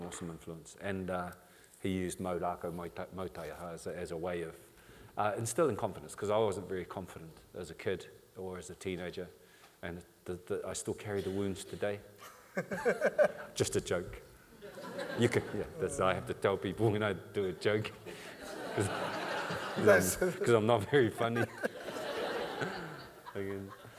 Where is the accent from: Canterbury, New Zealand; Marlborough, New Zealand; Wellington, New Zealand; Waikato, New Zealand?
Wellington, New Zealand; Paraparaumu; born there; also born or lived in Whakatāne / Rotorua / Foxton; Well, I bounced around a lot. I was born in Paraparaumu. I bounced around between Paraparaumu, Marata, Whakatāne, Rotorua, Foxton.